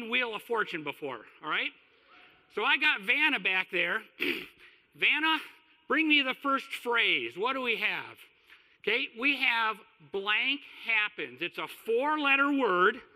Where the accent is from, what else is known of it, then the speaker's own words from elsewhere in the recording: Kalamazoo, Michigan, United States; moved away as an adult; also born or lived in Houston, Texas; I moved from Kalamazoo to Houston, Texas, which means I moved out of my home and away from my mom